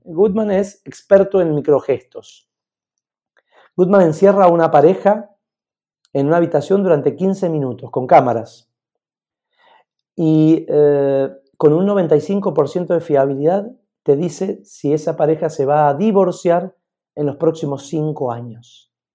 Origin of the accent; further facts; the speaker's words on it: Mendoza, Argentina; moved away as an adult; also born or lived in Barcelona, Spain; estoy en Mendoza, en mi tierra, con gente maravillosa